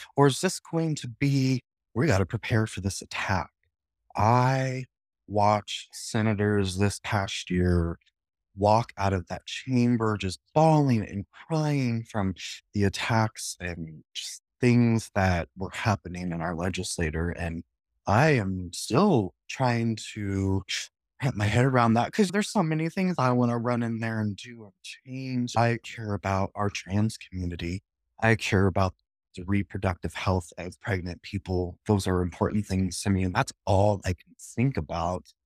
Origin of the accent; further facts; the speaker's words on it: Lincoln, Nebraska, United States; I was born and raised in Nebraska, in Lincoln, and spent most of my life in District 27